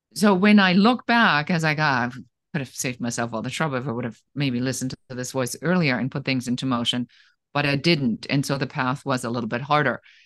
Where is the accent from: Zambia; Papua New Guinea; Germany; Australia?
Germany; moved away; I am originally from Germany